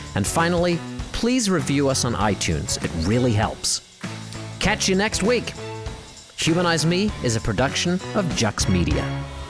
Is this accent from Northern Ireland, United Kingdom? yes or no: yes; Belfast, Northern Ireland, United Kingdom; in my hometown, right, in Belfast, Northern Ireland, where I, I grew up towards the tail end of an armed conflict